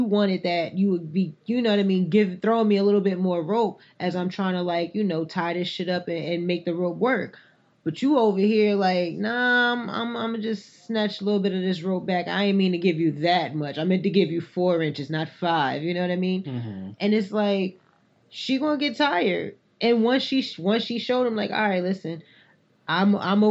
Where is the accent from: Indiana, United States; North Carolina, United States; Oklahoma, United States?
North Carolina, United States; I grew up in North Carolina